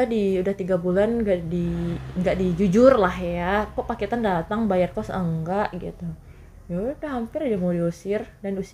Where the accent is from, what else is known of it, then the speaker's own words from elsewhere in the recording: West Sumatra, Indonesia; pasti kita pemikiran kita sebagai orang Minang lain gitu kan